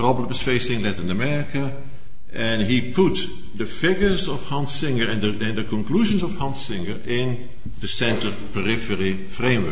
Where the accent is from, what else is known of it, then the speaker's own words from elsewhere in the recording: Netherlands; accent: Dutch; English is a second language; as you have heard from my accent, I am from the Netherlands